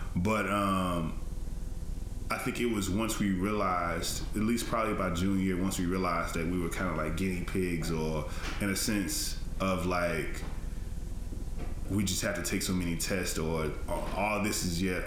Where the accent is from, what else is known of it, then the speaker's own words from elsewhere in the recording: Tennessee, United States; I'm from Tennessee and I went to school in Tennessee